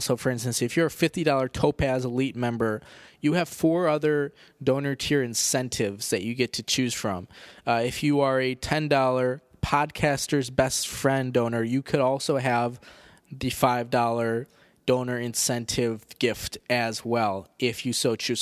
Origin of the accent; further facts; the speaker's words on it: United States; 'cause we're American